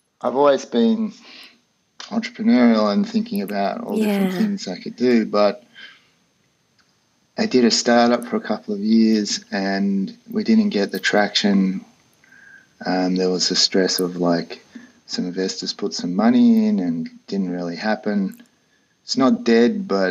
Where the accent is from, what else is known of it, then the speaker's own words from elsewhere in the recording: Australia; moved away as an adult; also born or lived in Colorado; I grew up in Australia, lived in the outback for many years